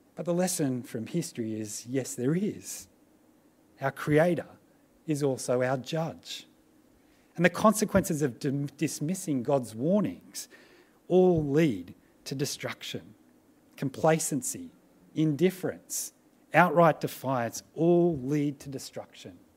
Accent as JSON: {"language": "English", "country": "Australia", "said": "as Australian Christians"}